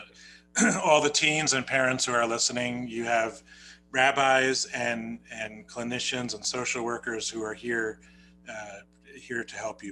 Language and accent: English; New Jersey, United States; accent: New Jersey; my New Jersey accent